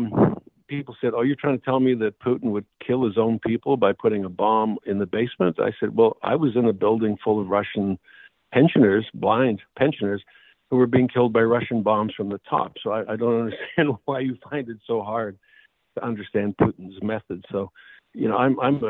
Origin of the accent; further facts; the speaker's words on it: Edmonton, Alberta, Canada; I'm Canadian from Edmonton